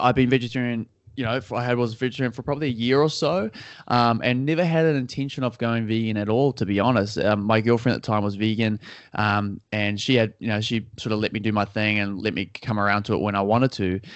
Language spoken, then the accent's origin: English; Auckland, New Zealand; so I'm from Auckland, New Zealand. So, uh, down in the southern hemisphere, down under, as people like to call it. And, uh, yeah, I've been here my whole life.